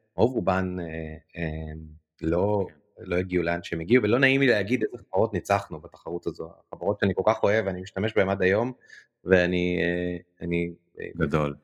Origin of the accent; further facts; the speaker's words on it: Jerusalem, Jerusalem District, Israel; אני ירושלמי, וגדלתי בירושלים